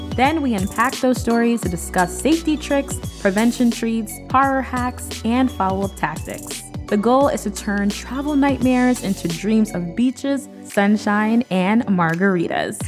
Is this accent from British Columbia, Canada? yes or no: no; Toronto, Ontario, Canada; i do have a home base back in my hometown of toronto canada